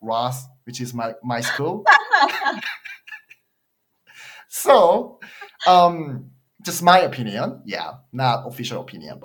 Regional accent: South Korea; now in Michigan, United States; I'm from Korea

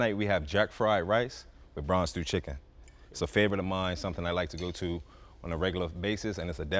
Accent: Bermuda; also born or lived in United States / England; now in Miami, United States; I'm from Bermuda. More so was born in the States, raised in Bermuda, went to school in England, and now I live

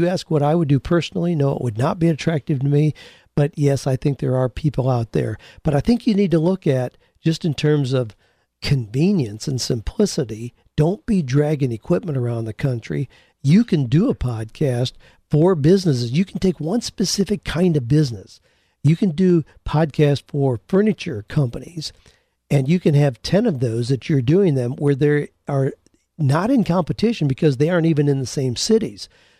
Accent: Peru; moved away as an adult; now in Los Angeles, United States; I immigrated from Peru to Los Angeles, struggled for years

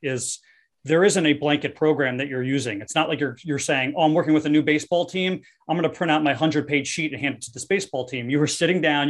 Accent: Kenilworth, New Jersey, United States; I'm from a small town called Kenilworth. It's in Union County.

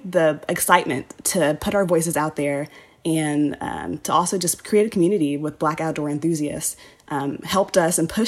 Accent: San Antonio, Texas, United States; I am from San Antonio, Texas. I was definitely a very outdoorsy kid growing up

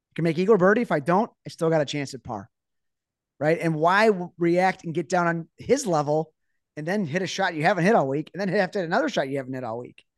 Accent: United States; As an American

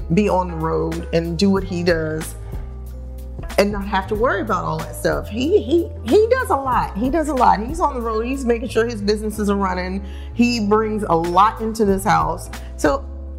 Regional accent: New York City, New York, United States; moved away; also born or lived in New Jersey / Los Angeles; I'm from Brooklyn

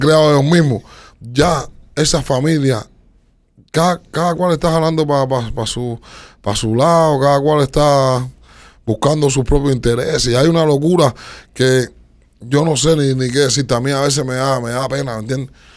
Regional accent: Reparto Eléctrico, Havana, Cuba; yo soy de reparto eléctrico

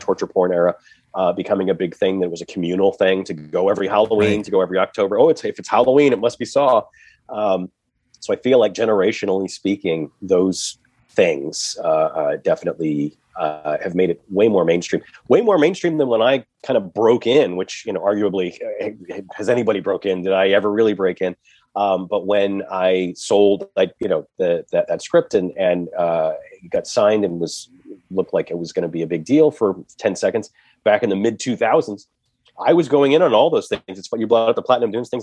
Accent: Massachusetts, United States; I'm an East Coast kid. I'm from Massachusetts

